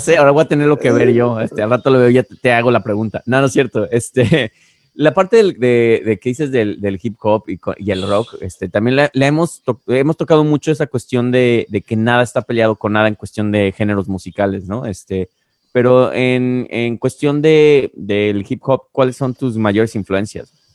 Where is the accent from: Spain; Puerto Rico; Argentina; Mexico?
Mexico; moved away as an adult; also born or lived in Guadalajara; now in United States; para mí como mexicano y que soy muy alburero